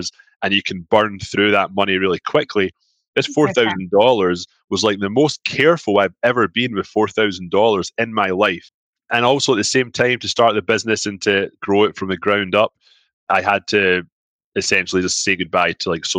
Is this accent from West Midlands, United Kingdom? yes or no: no; Scotland, United Kingdom; moved away as an adult; now in Toronto, Canada; I'm from Scotland. I do have an accent.